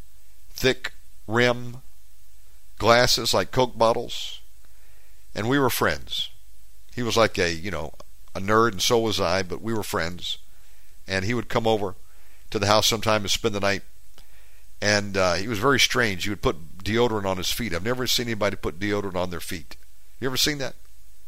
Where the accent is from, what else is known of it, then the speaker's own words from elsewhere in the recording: Georgia, United States; moved away as an adult; now in Indonesia; I'm an American southern boy from Georgia, born and raised in Georgia.